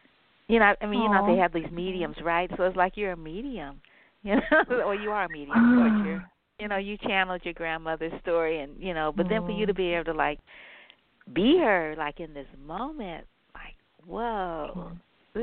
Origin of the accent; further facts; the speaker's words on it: San Francisco, California, United States; I grew up in Ingleside on Granada